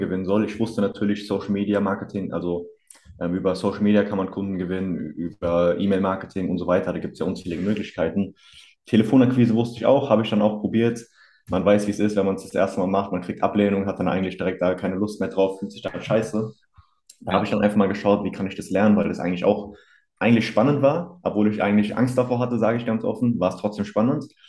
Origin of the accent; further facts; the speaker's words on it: near Hanau, Hesse, Germany; komme aus der Nähe von Hanau